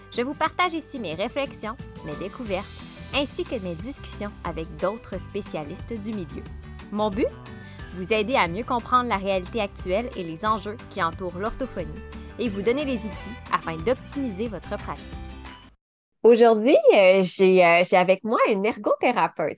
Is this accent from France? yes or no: no; Quebec City, Quebec, Canada; je suis née à Québec. Mes parents sont à Québec depuis plusieurs années